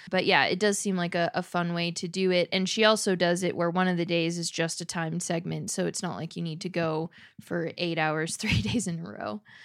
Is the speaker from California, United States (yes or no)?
yes; Southern California, United States; growing up in Southern California